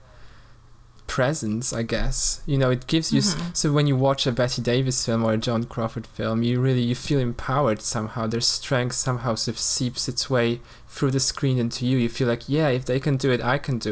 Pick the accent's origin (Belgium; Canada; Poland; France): Poland; moved away; I grew up in Poland, and, you know, in a quite a conservative environment